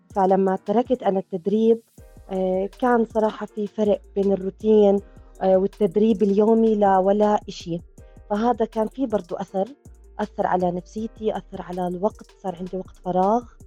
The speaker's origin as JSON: {"language": "Arabic", "country": "Jordan", "said": "صارت عندنا بالأردن"}